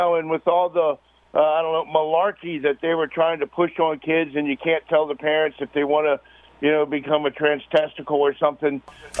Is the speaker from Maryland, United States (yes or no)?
yes; Germantown, Maryland, United States; now in Olney, United States; I grew up in Germantown. I live in Albany now, about 7 miles away